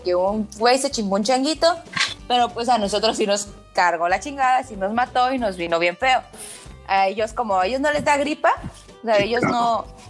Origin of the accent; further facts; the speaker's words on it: Tijuana, Baja California, Mexico; also born or lived in Culiacán; yo soy de Tijuana, pero viví un ratito en, Culiacán. Ajá, porque mi familia es de allá